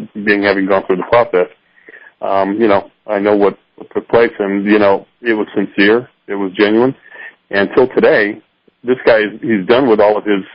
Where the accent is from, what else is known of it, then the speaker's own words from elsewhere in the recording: Hawaii, United States; moved away; I'm originally from Hawaii